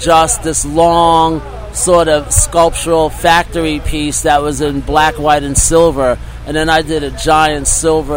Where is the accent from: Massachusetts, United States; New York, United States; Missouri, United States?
New York, United States; New York City; also born or lived in Jamaica, Queens; I spent a lot of time growing up in Astoria, Queens